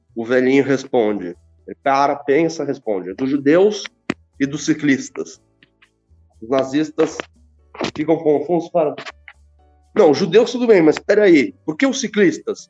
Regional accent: Brazil; Nasci no Brasil.

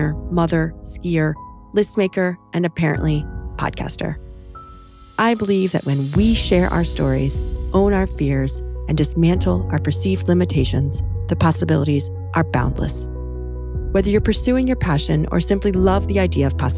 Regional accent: Illinois, United States; We grew up in Illinois, and our mothers are sisters

